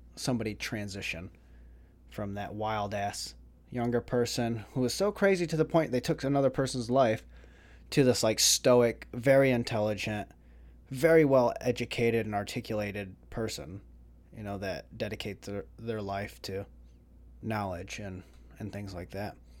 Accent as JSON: {"language": "English", "town": "Jackson", "region": "Michigan", "country": "United States", "also_born_or_lived": "Vero Beach, Florida / Melbourne, Florida", "moved": "yes", "lives_now": "Florida, United States", "said": "I was from Jackson"}